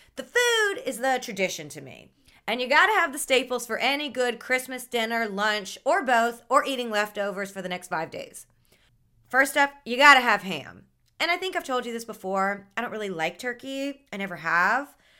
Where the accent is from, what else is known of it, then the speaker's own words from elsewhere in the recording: Mississippi, United States; moved away as an adult; also born or lived in New Orleans, Louisiana; now in Miami, United States; I grew up in Mississippi and lived in New Orleans for the past ten years